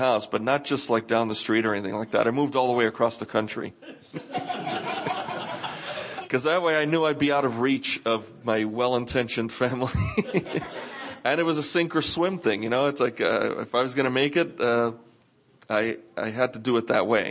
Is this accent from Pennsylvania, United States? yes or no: no; New York, United States; growing up in New York